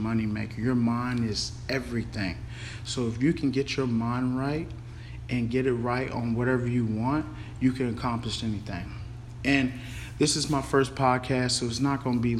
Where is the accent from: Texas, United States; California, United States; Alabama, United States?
Texas, United States; Denton; also born or lived in Carrollton, Texas / San Marcos, Texas; I was born in Carrollton, Texas, grew up in Den, Texas, went to Den Geyer